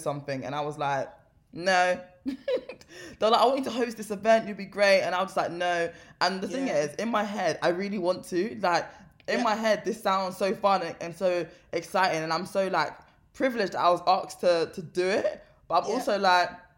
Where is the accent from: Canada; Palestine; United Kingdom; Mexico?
United Kingdom; London; I'm also from South London